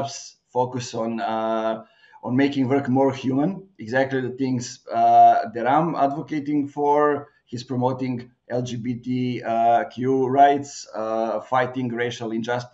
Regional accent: Serbia; also born or lived in Bulgaria; now in Novi Sad, Serbia; I'm coming from the small city in Serbia, now living in a bigger one

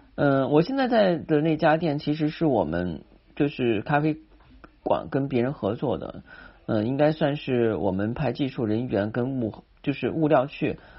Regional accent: China; 我们中国人是讲气卖气场的

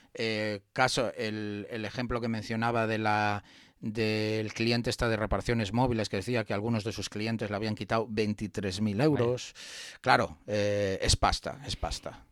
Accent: Spain; los que somos españoles

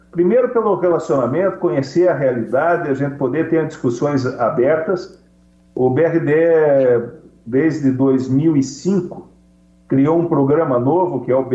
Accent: Paraná, Brazil; Eu enalteço como paranaense, como brasileiro, o grande papel dessas cooperativas.

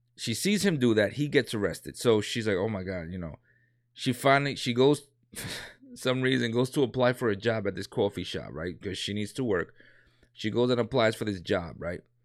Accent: New York City, New York, United States; I grew up in a, in a, you know, gangs and all that, you know what I'm saying, when I was, um, younger in New York

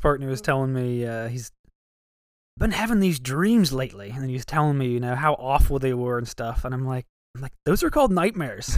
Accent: Ohio, United States; I'm from Ohio

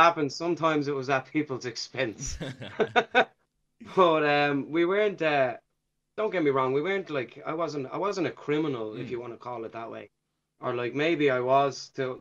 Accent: Dublin, Leinster, Ireland; growing up in Ballymun

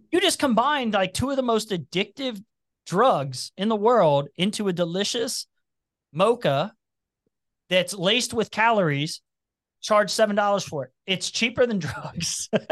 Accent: Cincinnati, Ohio, United States; accent: twang; also born or lived in Covington, Kentucky; I've even got a little twang, and it's 'cause I grew up in Price Hill, which is where all the Appalachians lived

